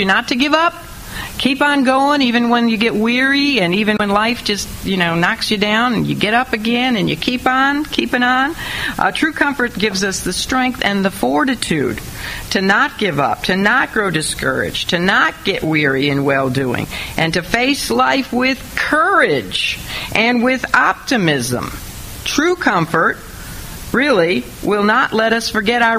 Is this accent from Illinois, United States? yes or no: yes; Illinois, United States; my home state, Illinois